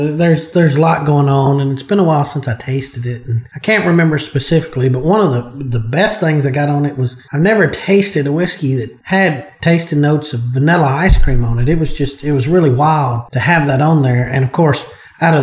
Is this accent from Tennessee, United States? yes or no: yes; Chapel Hill, Tennessee, United States; I grew up in Chapel Hill, Tennessee all my life, and I've grown up and I've lived within 20 miles of the same place my entire life.